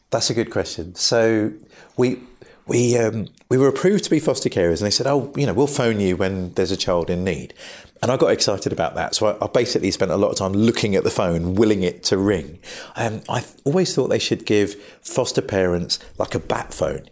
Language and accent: English; Brighton, South East England, United Kingdom; I grew up in Brighton